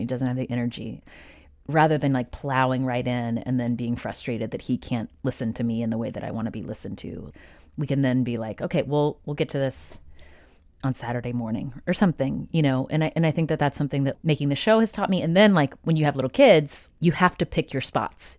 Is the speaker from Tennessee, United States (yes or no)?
yes; Nashville, Tennessee, United States; was born in nineteen eighty in Nashville, Tennessee, to two parents